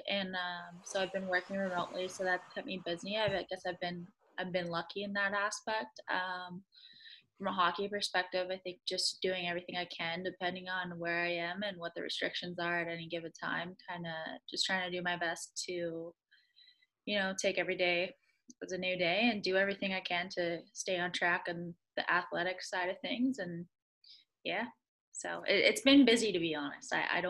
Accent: Boston, Massachusetts, United States; I'm from Boston. I got to know that, so.

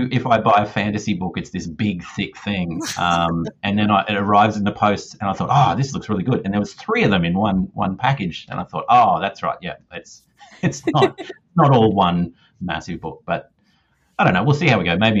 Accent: Australia; I am definitely Australian

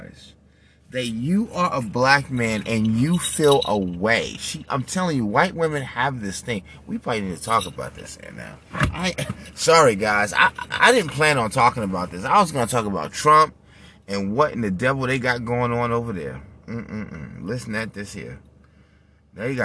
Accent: New York City, New York, United States; I'm from Manhattan. I'm from New York. I was born in Beth Israel, Mount Sinai.

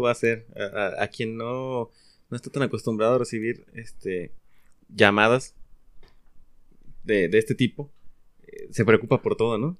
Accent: Mexico; como mexicanos que somos

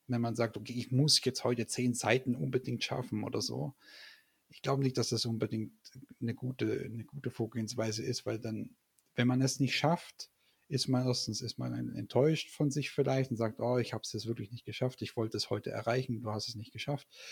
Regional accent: Stuttgart, Baden-Württemberg, Germany; moved away as an adult; also born or lived in Leipzig; nicht mehr in Stuttgart, wo ja eigentlich meine Heimat ist

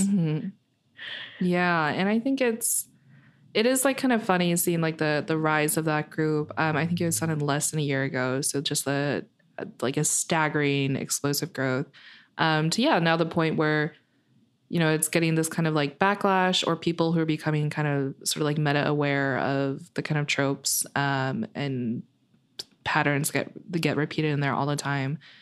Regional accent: metropolitan Detroit, Michigan, United States; I kind of grew up in a suburban, uh, area of Detroit, uh, metropolitan Detroit

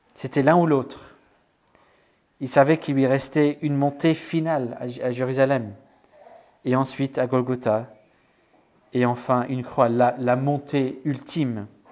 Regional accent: Wales, United Kingdom; moved away; chez moi au Pays de Galles

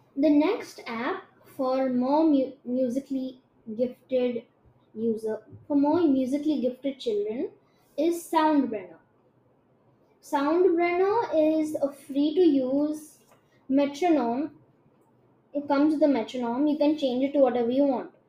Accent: India; I'm Indian and my Hindi is shit.

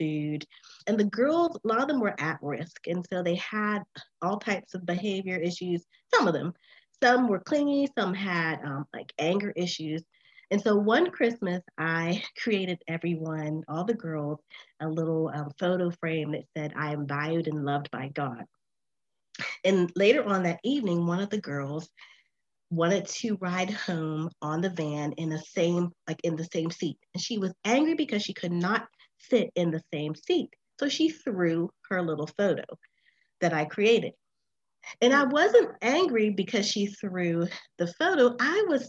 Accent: Sewickley, Pennsylvania, United States; I was born in Swickley, Pennsylvania, and it's a suburb of Pittsburgh, Pennsylvania, in the United States

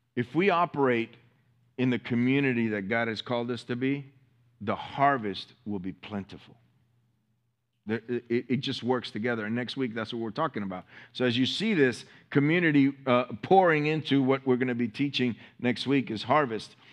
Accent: Miami, Florida, United States; I'm from Miami

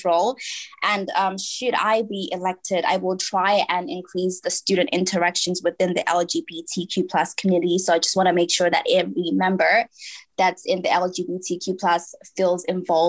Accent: Manchester, North West England, United Kingdom; moved away as an adult; now in Leicester, United Kingdom; I'm from Manchester.

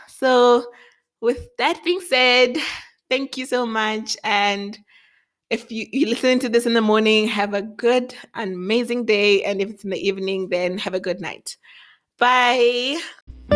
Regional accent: Thohoyandou, Limpopo, South Africa; moved away as an adult; also born or lived in Matangari (birthplace); now in Pretoria, South Africa; I grew up in Limpopo

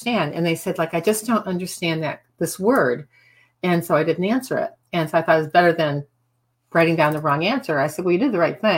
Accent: Midwest, United States; moved away; also born or lived in Cape Cod; I'm from the Midwest

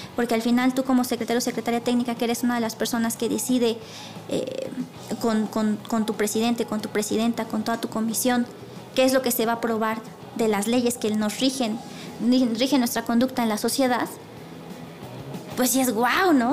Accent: Puebla, Mexico; soy, soy de Puebla

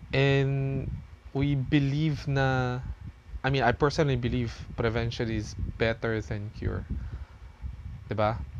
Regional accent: Laguna, Calabarzon, Philippines; moved away; umuwi ako ng ng ng province namin sa Laguna

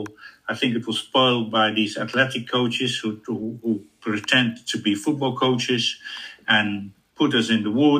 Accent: Netherlands; moved away; I'm coming from Holland.

